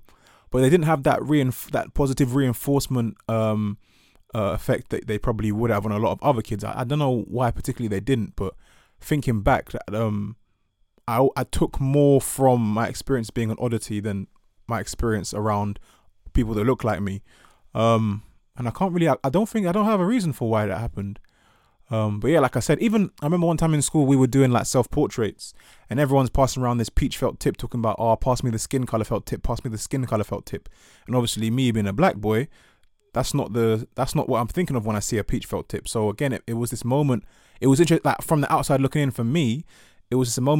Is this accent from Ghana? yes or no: yes; Ghana; And sort of like, therefore, having this pride in being Ghanaian and, you know, being being Ewe, but the idea of being black was a bit more daunting.